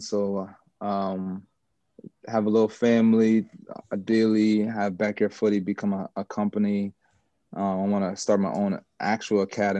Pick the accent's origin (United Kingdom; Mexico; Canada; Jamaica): Jamaica; I'm Jamaican, so I love to play for the national team and stuff like that.